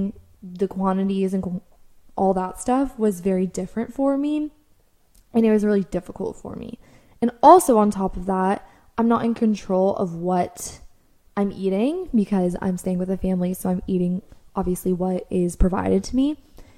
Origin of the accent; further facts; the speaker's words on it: United States; me being American